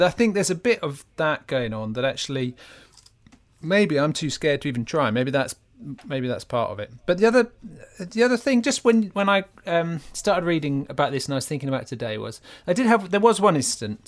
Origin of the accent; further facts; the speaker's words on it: Norfolk, East of England, United Kingdom; moved away; When I grew up in Norfolk